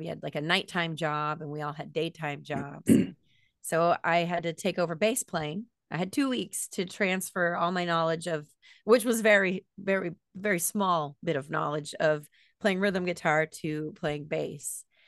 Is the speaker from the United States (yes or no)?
yes; Land O'Lakes, Florida, United States; also born or lived in Teaneck, New Jersey / Tampa, Florida; my parents got a house in Land O'Lakes, which is about a half hour north of Tampa, and that's where I grew up